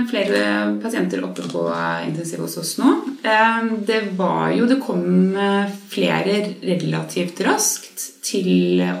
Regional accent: Åse, Norway; Jeg er fra Åse, og jeg jobber på Rikshospitalet og er eh, fysioterapeut.

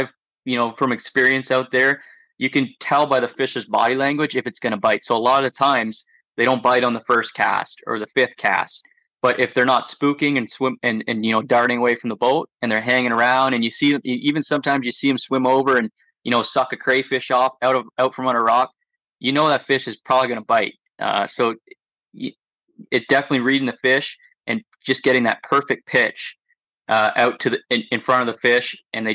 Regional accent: Lake Simcoe, Ontario, Canada; growing up on Lake Simcoe

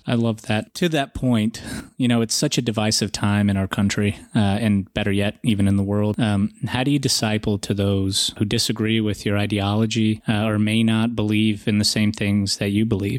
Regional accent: Atlanta, Georgia, United States; also born or lived in Russia; I'm, I'm from Russia. My parents didn't grow up in a religious country under communism. You know, we didn't practice religion. So we never really had an opportunity, nor did we really understand or want uh, to understand uh, what r- religion was. And I grew up in Atlanta

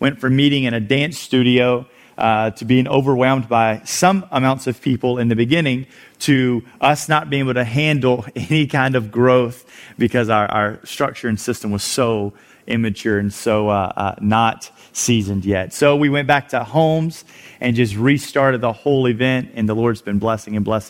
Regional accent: South Louisiana, United States; moved away as an adult; now in Houston, United States; I am from South Louisiana.

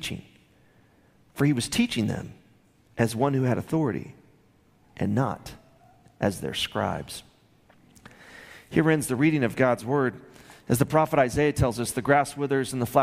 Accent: Midland, Texas, United States; growing up in Midland, Texas with my sister, about 4 hours south of here, in the 70s and 80s

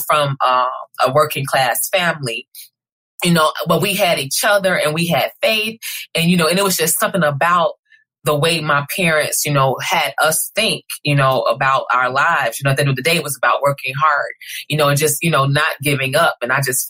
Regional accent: Chicago, Illinois, United States; being a Chicagoan, also a little girl from the west side of Chicago

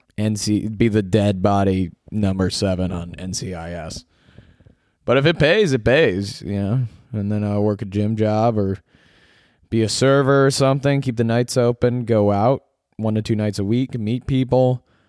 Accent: suburbs of Illinois, United States; born or raised there; moved away as an adult; also born or lived in Syracuse, New York; now in Los Angeles, United States

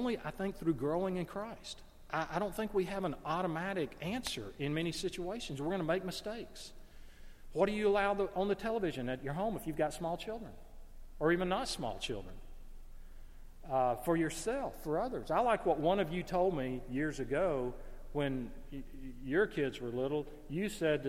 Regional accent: Gadsden, Alabama, United States; moved away; I'm in my hometown of Gadsden, Alabama

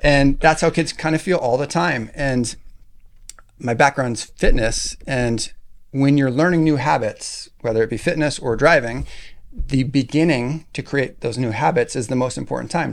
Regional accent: Alaska, United States; I grew up in Alaska

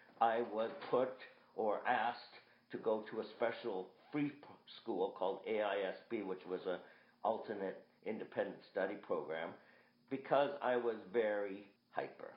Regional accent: Boston, Massachusetts, United States; I was born in Boston

